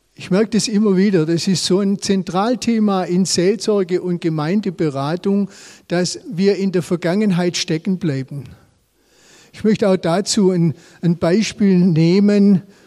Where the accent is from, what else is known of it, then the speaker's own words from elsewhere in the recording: Swabia, Germany; selber als Schwabe